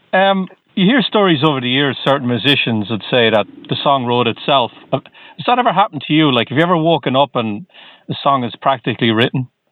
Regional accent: Ireland; now in Boston, United States; I'm originally from Ireland

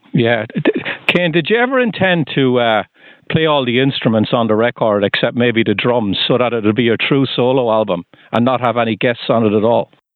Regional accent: Waterford, Munster, Ireland; now in Sudbury, United States; I'm from Waterford in Southern Ireland

